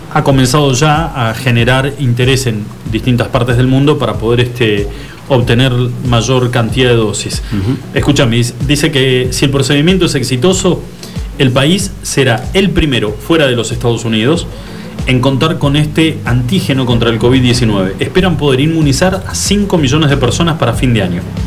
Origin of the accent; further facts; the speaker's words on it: Argentina; nos avergüenzan a todos como argentinos